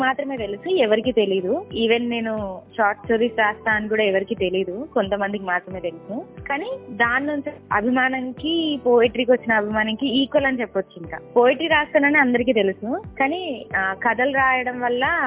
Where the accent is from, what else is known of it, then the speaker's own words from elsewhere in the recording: Karimnagar, Telangana, India; also born or lived in Sircilla; నేను పెరిగిందంతా ఆవిడ దగ్గరనే మాది ప్రాపర్ సిరిసిల్ల అయినప్పటికీ వాళ్ళది కరీంనగర్ సో నేను అమ్మమ్మ దగ్గర పెరిగాను